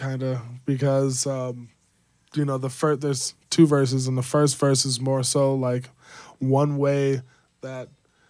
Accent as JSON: {"language": "English", "country": "Jamaica", "said": "I'm Jamaican."}